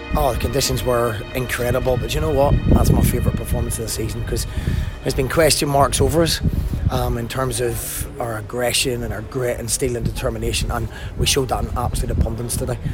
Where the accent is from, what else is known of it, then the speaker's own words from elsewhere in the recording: Belfast, Northern Ireland, United Kingdom; also born or lived in Glasgow; now in Morecambe, United Kingdom; I grew up in Belfast and I, had most of my management career in Glasgow